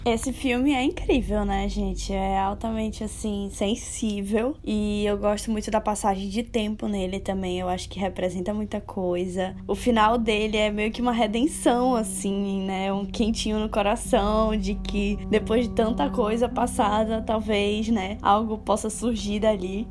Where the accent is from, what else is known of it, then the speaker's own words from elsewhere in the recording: Brazil; nós, como brasileiros que crescemos assistindo novelas